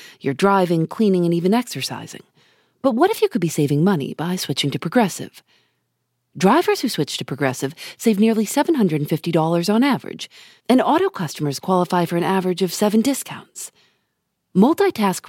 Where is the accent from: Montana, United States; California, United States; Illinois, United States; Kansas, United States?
Illinois, United States; Chicago; I'm from Chicago